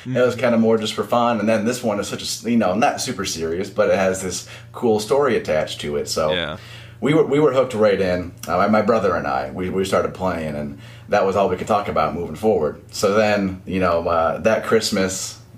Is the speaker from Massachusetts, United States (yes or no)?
no; Ohio, United States; moved away as an adult; now in Orlando, United States; I'm from the Ohio area. I actually live in Orlando, Florida now